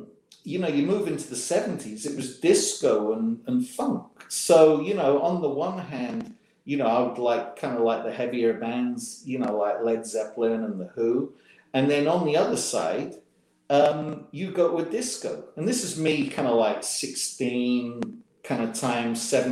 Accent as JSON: {"language": "English", "region": "England", "country": "United Kingdom", "tie": "born or raised there", "moved": "as an adult", "lives_now": "Memphis, United States", "said": "growing up in England"}